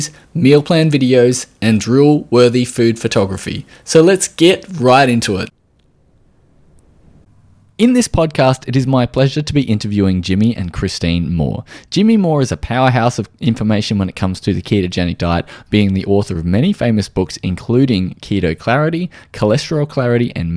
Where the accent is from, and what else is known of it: Australia; accent: Australian